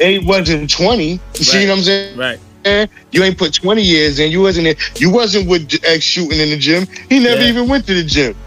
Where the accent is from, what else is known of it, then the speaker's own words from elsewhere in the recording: New York City, New York, United States; I'm from Linden